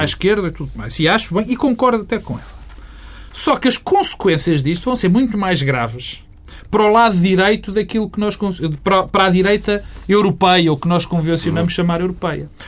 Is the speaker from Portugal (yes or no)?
yes; Portugal; Sou português, porque vivo aqui